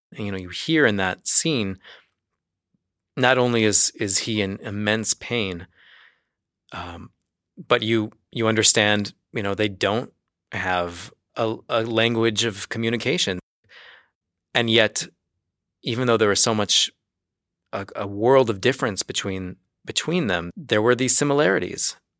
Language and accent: English; United States; moved away as an adult; now in Jerusalem, Israel; I do come in as the American journalist